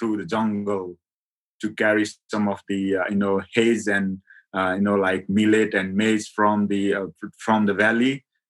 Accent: Nepal; moved away as an adult; now in Surrey, United Kingdom; So actually, I born in the mountain, a remote part of the West Nepal, where actually I couldn't born in my mom's house because of the culture I grown up. And I born in the jungle, born of the trees.

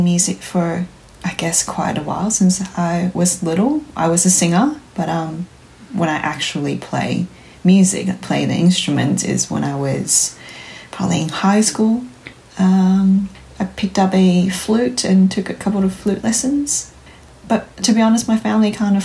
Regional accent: Taiwan; moved away as an adult; now in Canberra, Australia; I'm originally from Taiwan

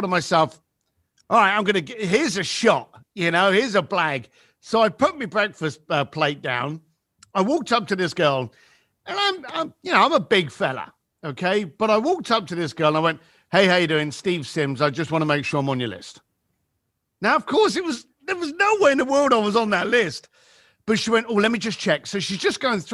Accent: London, United Kingdom; moved away; So I was raised in East London, the shitty end.

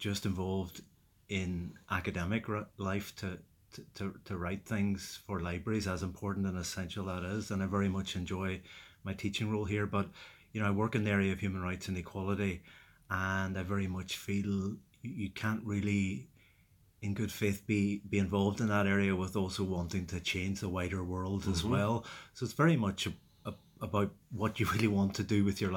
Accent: Derry, Northern Ireland, United Kingdom; growing up in Derry in the 70s and 80s, you know, very much lived through the conflict

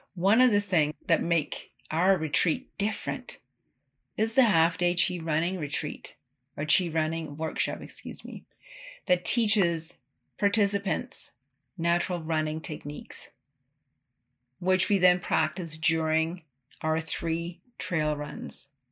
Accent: Ten Sleep, Wyoming, United States; my hometown of Tensleet, Wyoming

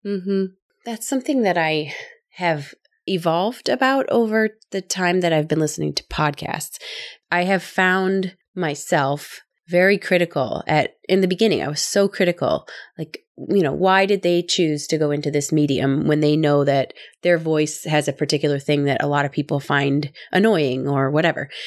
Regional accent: Midwest, United States; I'm from the Midwest. I'm sure people can tell from my accent

